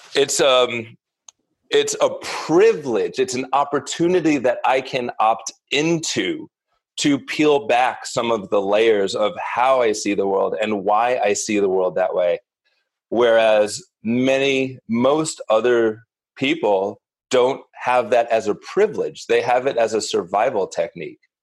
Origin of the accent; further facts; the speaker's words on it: Northeast, United States; also born or lived in New York City; I grew up in the Northeast and a relatively privileged, insular upbringing.